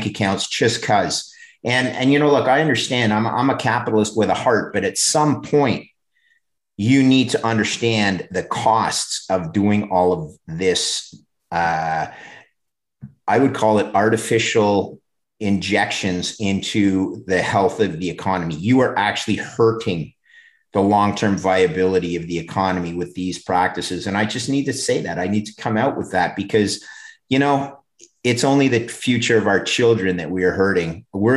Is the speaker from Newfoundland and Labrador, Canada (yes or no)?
no; Montreal, Quebec, Canada; moved away as an adult; also born or lived in Oakville, Ontario; I grew up in Montreal.